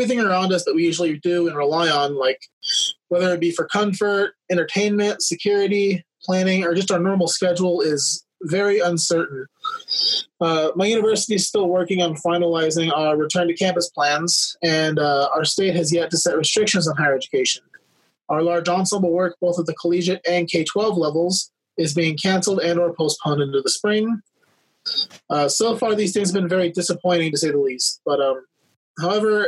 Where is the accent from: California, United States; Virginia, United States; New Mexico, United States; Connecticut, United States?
New Mexico, United States; Roswell; I was born in Roswell, New Mexico